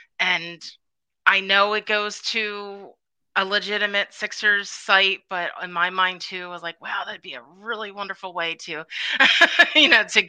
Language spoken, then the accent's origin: English; Philadelphia, Pennsylvania, United States; And I am representing my hometown, Philadelphia 76ers, and a very big game tonight, so I'm very excited.